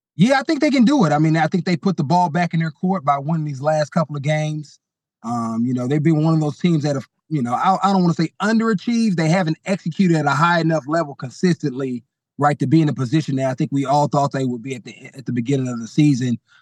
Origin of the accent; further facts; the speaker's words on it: Bay Area, California, United States; I grew up in the Bay Area